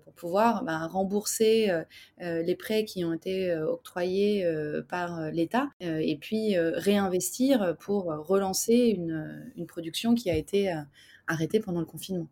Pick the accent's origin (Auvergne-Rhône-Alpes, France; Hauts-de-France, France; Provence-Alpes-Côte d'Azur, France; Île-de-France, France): Île-de-France, France; Paris; je suis parisien.